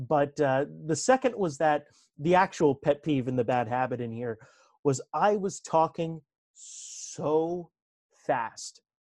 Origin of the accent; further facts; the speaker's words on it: New Jersey, United States; accent: North Jersey Italian; me growing up in Northern New Jersey and talking with a fast, you know, North Jersey Italian accent.